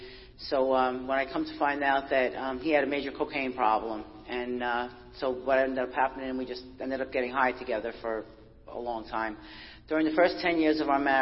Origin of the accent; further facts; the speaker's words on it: New York City, New York, United States; I was born and raised in Brooklyn, New York.